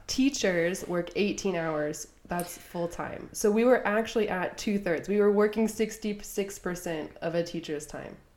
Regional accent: United States; accent: American; I'm from the US

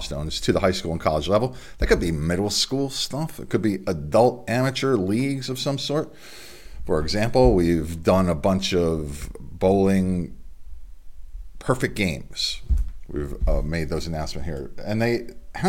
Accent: Delaware, United States; Back to my home state in Delaware

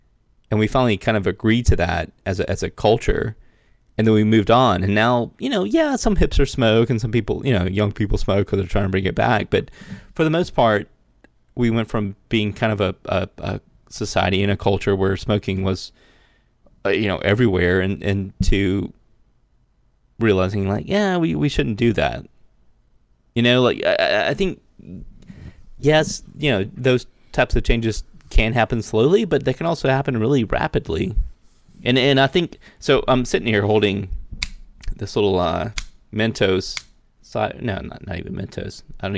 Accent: Mullins, South Carolina, United States; I grew up in Mullen, South Carolina, which was like one of the leading tobacco markets in North America in the 70s and 80s.

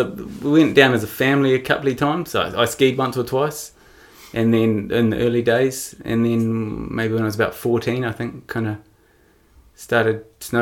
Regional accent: Auckland, New Zealand; so originally I grew up on the North Shore in Auckland.

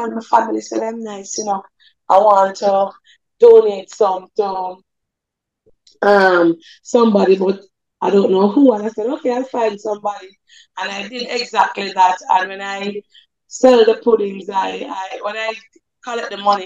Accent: Jamaica; also born or lived in Red Hills, St. Andrew, Jamaica; I grew up in St. Andrew, St. Catherine. That's in Above Rocks

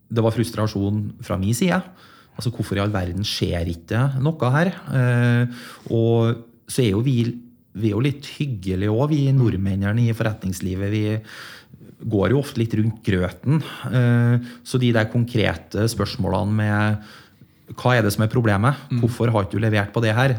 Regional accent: Leksvik, Trøndelag, Norway; also born or lived in Middle East; Det var jo et knakende dynamisk industrimiljø i Leksvika, der jeg kommer fra.

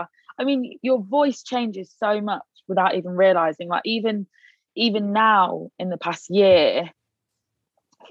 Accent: Leicester, East Midlands, United Kingdom; I am from Leicester

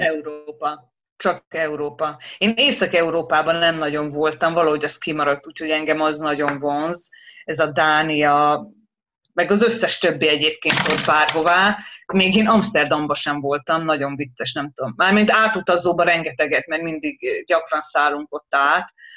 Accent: Hungary; moved away; jó hazamenni például Magyarországra és a nővéremmel elmenni shoppingolni

